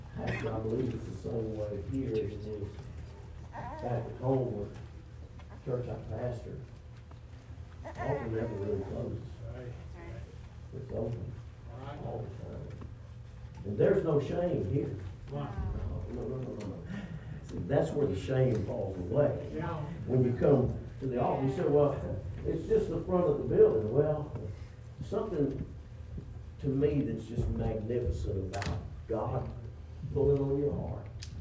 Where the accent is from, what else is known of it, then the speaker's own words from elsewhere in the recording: Louisiana, United States; I am from Louisiana